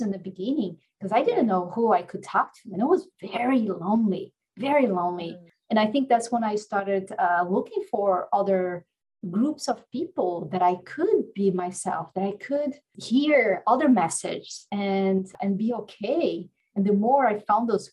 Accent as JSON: {"language": "English", "country": "Brazil", "tie": "born or raised there", "moved": "yes", "said": "I came from a very religious background growing up in Brazil"}